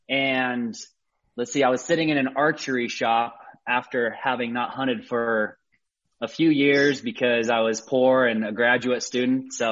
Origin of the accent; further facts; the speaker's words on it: Sandy, Utah, United States; I grew up here in Utah, started hunting from early age.